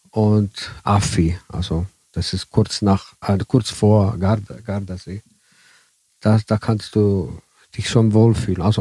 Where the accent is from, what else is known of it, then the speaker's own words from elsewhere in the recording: Italy; Ja, ich als Italiener äh, habe die Erfahrung, dass die hier die ersten Raststätte hier äh, in Tirol äh, sind immer noch deutschmäßig.